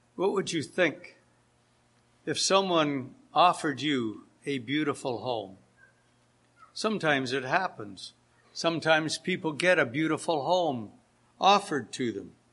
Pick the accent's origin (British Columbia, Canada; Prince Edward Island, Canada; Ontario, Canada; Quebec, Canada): Ontario, Canada; Hamilton; in the assembly where I grew up in Hamilton, Ontario